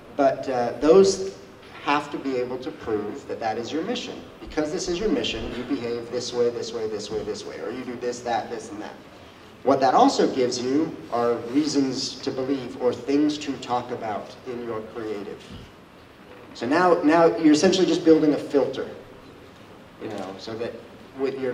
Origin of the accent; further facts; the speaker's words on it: Boulder, Colorado, United States; I'm from Boulder, Colorado